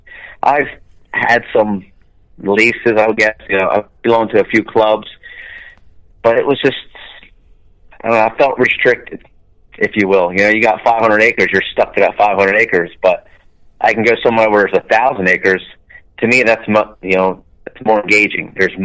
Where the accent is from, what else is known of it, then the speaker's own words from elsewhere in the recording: New Jersey, United States; I grew up in South Jersey, grew up, you know, hunting the marshes and the swamps, you know, salt marshes and deep, nasty mosquito swamps.